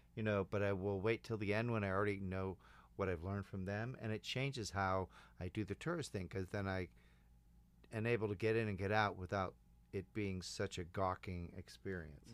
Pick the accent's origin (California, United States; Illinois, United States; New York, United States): Illinois, United States; Chicago; I'm from Chicago